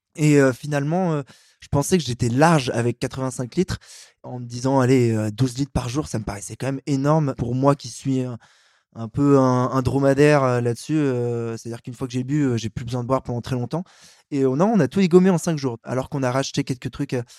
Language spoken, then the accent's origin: French; Paris, Île-de-France, France; je suis un Parisien euh, qui prend le métro, qui est mon passe Navigo